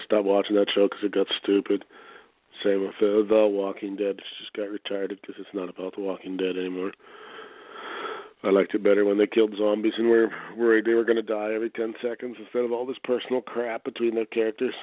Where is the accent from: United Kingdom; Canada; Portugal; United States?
Canada; I'm from Canada